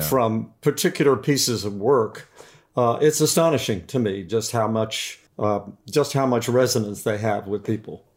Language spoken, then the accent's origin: English; Beckley, West Virginia, United States; my dad started a, owned a restaurant in a, in a coal mining town in West Virginia, uh, called Beckley, West Virginia. And so I grew up